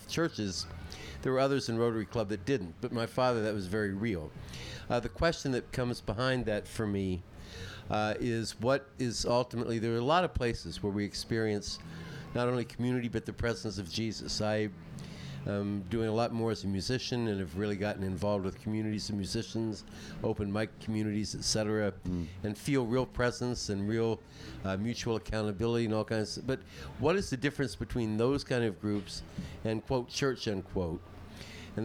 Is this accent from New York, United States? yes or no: yes; New York City, New York, United States; from New York City